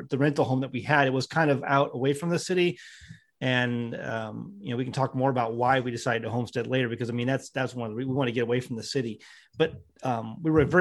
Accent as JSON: {"language": "English", "town": "St. Louis", "region": "Missouri", "country": "United States", "tie": "born or raised there", "also_born_or_lived": "the Ozarks", "moved": "as an adult", "said": "I was born and raised in St. Louis, Missouri"}